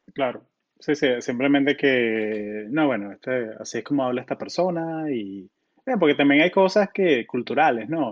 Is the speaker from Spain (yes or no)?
no; Colombia; also born or lived in Florida; now in Silicon Valley, United States